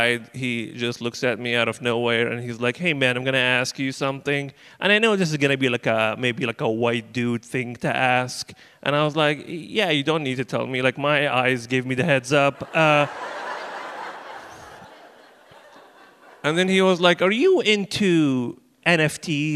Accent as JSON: {"language": "English", "country": "Libya", "moved": "yes", "said": "I'm originally from Libya"}